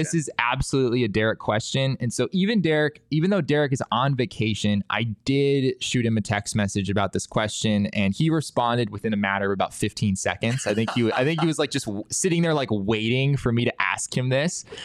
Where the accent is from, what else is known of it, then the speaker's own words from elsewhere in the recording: Arizona, United States; I grew up in Arizona